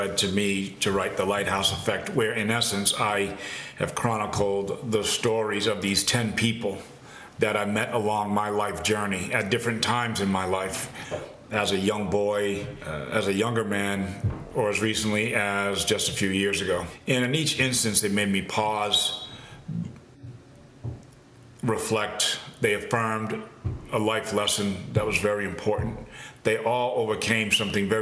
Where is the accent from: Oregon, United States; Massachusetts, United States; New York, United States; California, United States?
Massachusetts, United States; growing up in Massachusetts